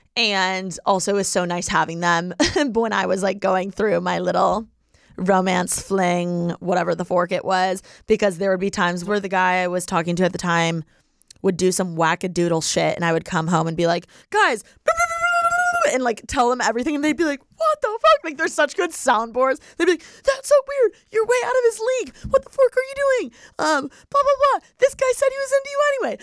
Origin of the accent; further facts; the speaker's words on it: Indiana, United States; if I were in Indiana, like my hometown